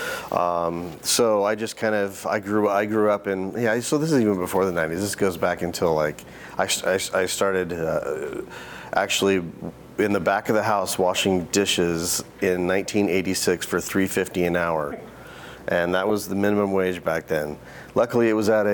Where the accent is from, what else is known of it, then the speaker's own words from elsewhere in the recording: Boise, Idaho, United States; Boise, Idaho, which is my hometown